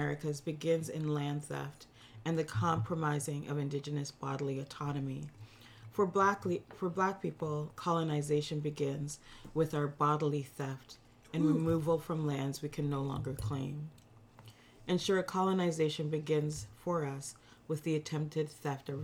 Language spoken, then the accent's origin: English; London, Ontario, Canada; also born or lived in Toronto, Canada; now in Halifax, Canada; I was raised in London, Ontario